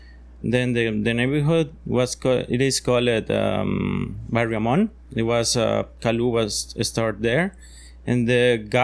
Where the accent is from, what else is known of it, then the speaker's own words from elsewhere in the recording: Tibás, San José, Costa Rica; now in Nosara, Costa Rica; I'm from the outskirts of San Jose.